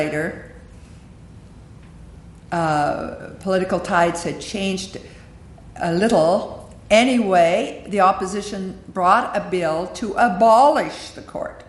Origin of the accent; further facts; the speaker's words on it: Canada; we are Canadian